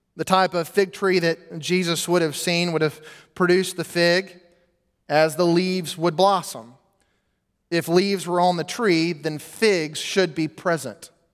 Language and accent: English; United States; we, as American Christians